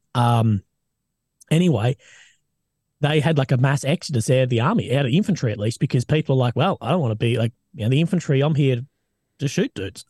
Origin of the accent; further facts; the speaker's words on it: Australia; I'm an Aussie, man.